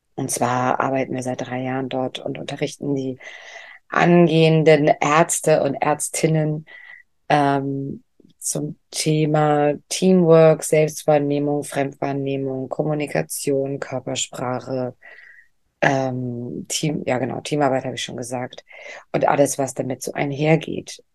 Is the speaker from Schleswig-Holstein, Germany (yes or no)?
yes; Lübeck, Schleswig-Holstein, Germany; moved away; Lübeck ist ja meine Heimatstadt